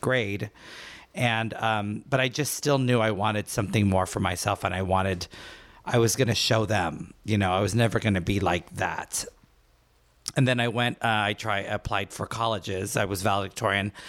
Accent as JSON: {"language": "English", "town": "Port of Spain", "country": "Trinidad & Tobago", "tie": "born or raised there", "moved": "yes", "said": "I was born in Trinidad, port of Spain."}